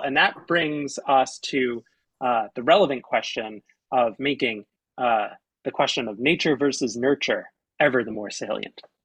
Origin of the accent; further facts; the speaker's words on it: South Mountain Reservation area, New Jersey, United States; that's my hometown south mountain reservations with in walking distance from where i grew up